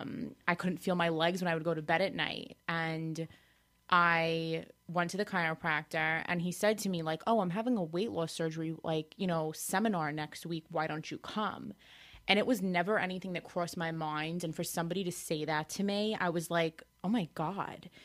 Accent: Farmingdale, New York, United States; I'm from Farmingdale

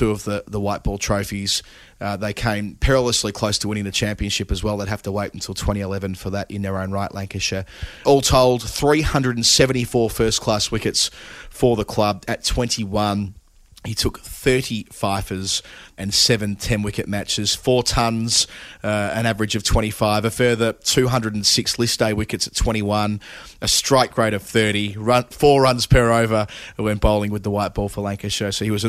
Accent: Pakistan; I come from Pakistani culture.

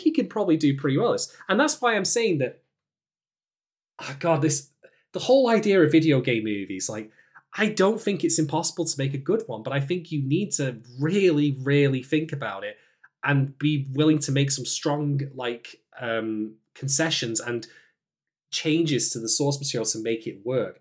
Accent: United Kingdom; as a British man

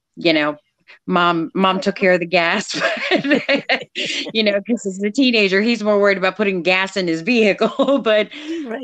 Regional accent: Eastern Shore, Maryland, United States; also born or lived in Texas; I grew up, and we are in Maryland uh, we're, you know, the Eastern Shore

